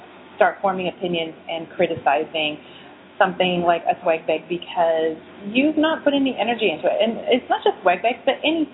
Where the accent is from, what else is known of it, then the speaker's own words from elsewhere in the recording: United States; as Americans